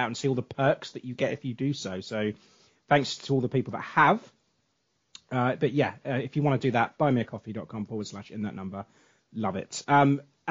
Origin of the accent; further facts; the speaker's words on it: England, United Kingdom; I'm English.